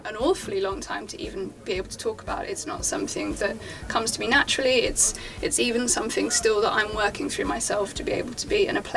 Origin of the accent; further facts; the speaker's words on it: Basildon, East of England, United Kingdom; accent: Essex; also born or lived in Shropshire / Brentwood; Although you can't tell from my very Essex accent, I was actually born in Basildon. Yeah, so came from Essex.